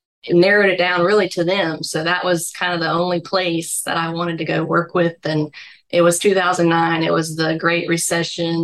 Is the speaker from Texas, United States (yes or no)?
no; Baton Rouge, Louisiana, United States; moved away as an adult; now in Jackson, United States; I'm from the Baton Rouge area in South Louisiana. That's where I grew up